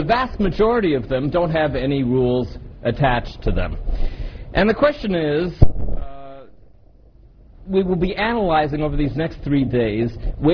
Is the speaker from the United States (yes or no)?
no; Canada; I come from Canada